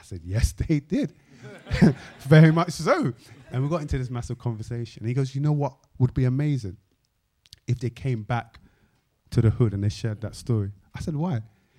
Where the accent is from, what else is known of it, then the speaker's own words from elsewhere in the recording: London, United Kingdom; you know, I grew up in South London, you know, on Mitesfield Estate, da, da, da, da.